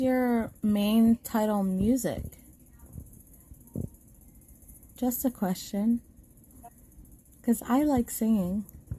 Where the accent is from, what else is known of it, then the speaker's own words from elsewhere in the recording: New Jersey, United States; I'm literally from Jersey